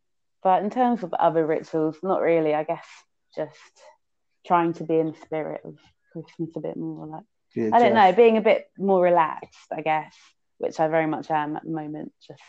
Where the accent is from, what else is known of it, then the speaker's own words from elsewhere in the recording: London, United Kingdom; I was born here in London. So was my mum, but my dad's Greek, basically.